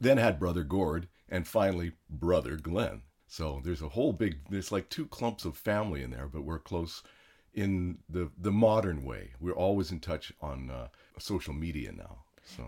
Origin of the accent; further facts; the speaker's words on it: Canada; now in United States; I was born in Canada